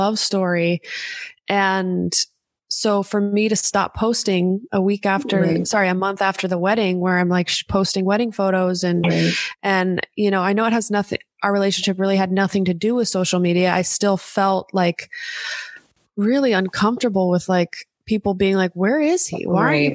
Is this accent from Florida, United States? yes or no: no; Los Angeles, California, United States; I had my family here because I'm born and raised in Los Angeles